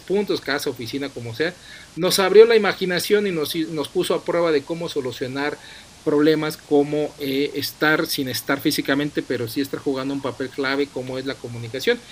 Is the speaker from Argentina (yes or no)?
no; Mexico